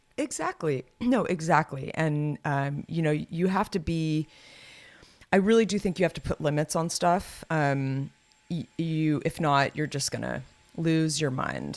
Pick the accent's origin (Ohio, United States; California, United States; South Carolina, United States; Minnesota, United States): California, United States; Los Gatos; Los Gatos, uh, my hometown